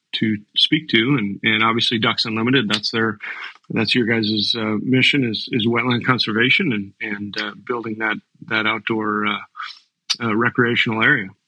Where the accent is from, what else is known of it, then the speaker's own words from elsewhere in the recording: Lakota, North Dakota, United States; now in Omaha, United States; I grew up in in uh, North Dakota. I was born in Lakota.